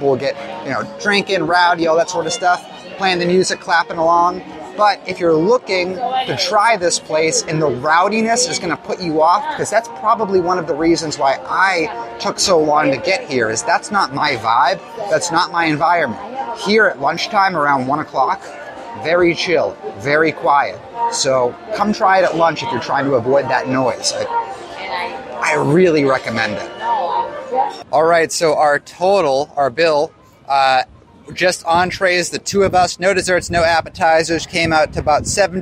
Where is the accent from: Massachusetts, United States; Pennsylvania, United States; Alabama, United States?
Massachusetts, United States; Boston; me and … are both from Boston, Massachusetts